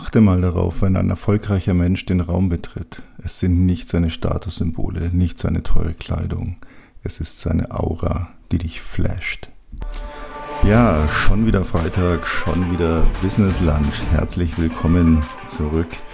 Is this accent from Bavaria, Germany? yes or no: yes; Munich, Bavaria, Germany; ich bin ganz am Nordrand der Stadt aufgewachsen, von meinem Kinderzimmerfenster aus konnte ich tatsächlich über die ganze Stadt schauen, bis zu den Alpen